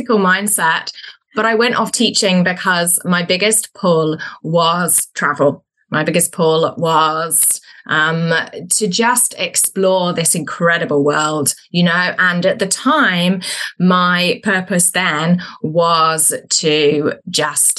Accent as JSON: {"language": "English", "town": "Birmingham", "region": "West Midlands", "country": "United Kingdom", "moved": "yes", "lives_now": "New Zealand", "said": "So I am originally from the UK, from the second biggest city called Birmingham. But I currently live in New Zealand"}